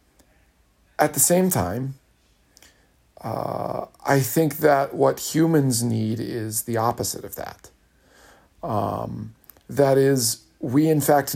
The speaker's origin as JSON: {"language": "English", "region": "Kentucky", "country": "United States", "said": "I'm from Kentucky, being parochial is a compliment"}